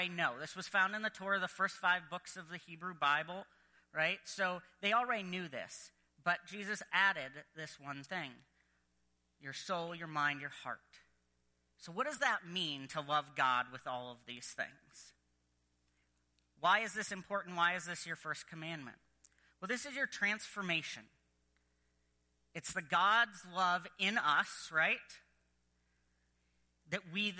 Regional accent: United States; I am American

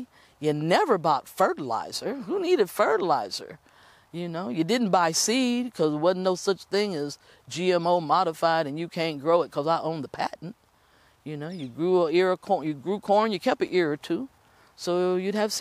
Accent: Appalachia, United States; I come from Appalachia.

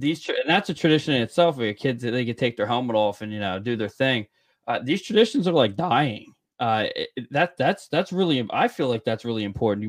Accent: Scotland, United Kingdom; I am Scottish

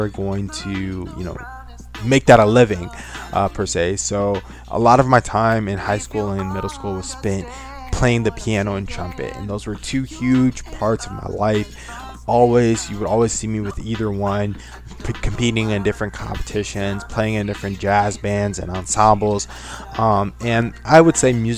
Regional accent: Saginaw, Michigan, United States; I am from Saginaw, Michigan

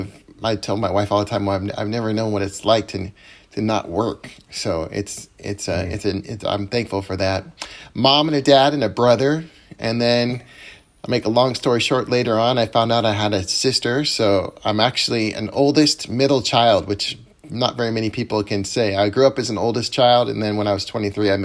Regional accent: Gig Harbor, Washington, United States; I born and raised in Gig Harbor

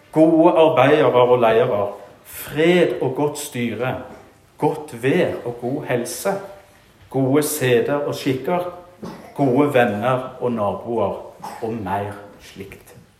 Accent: Rogaland, Norway; moved away; i Bjerkreim, hjemme i Rogaland, der jeg kommer fra

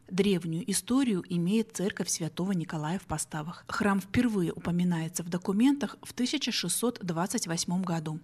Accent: Postavy, Vitebsk Region, Belarus; это моя малая родина. Я здесь родилась, соответственно, живу с самого рождения

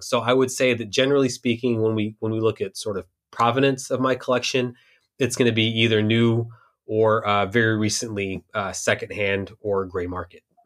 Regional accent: Houston, Texas, United States; I spent a lot of time growing up in Houston

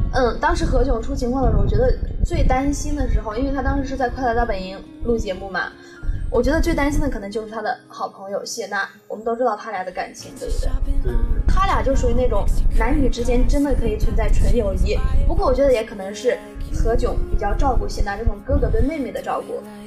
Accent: northern China, China; now in Nanyang, China; 我是北方人

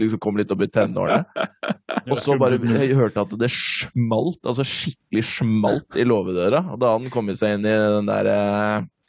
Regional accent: Norway; på Robru, der jeg vokste opp

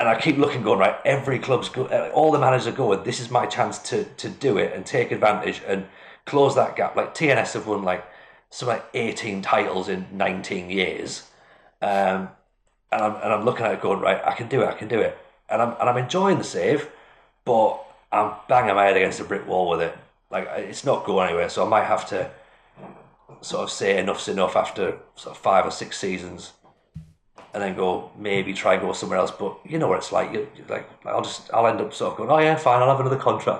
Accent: Washington, North East England, United Kingdom; I'm from Washington, which is like exactly halfway between the two

